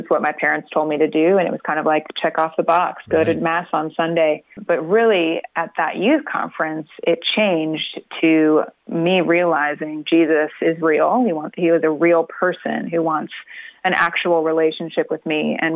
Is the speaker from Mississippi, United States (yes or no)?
no; Florida, United States; moved away as an adult; now in Nashville, United States; We grew up in Florida